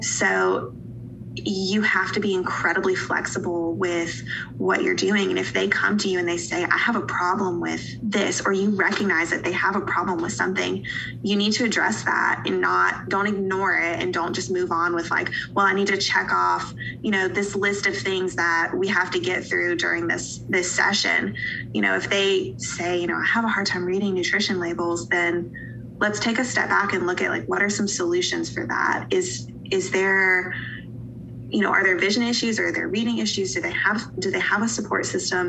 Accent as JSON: {"language": "English", "town": "Asheville", "region": "North Carolina", "country": "United States", "tie": "born or raised there", "also_born_or_lived": "Johnson City, Tennessee", "moved": "as an adult", "lives_now": "Eastern Tennessee, United States", "said": "I live in Eastern Tennessee now, but I'm from a, uh, a little a city in Western North Carolina called Asheville"}